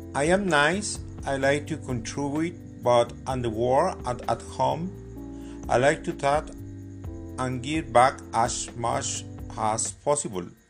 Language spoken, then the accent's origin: English; Mexico; English is a second language; also born or lived in Tlaquepaque, Jalisco; I am Mexican I am 62 years old.